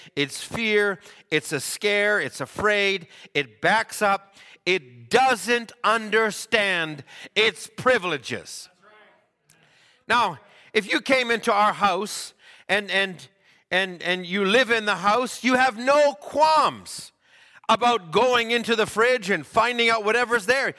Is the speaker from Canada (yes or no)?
yes; Canada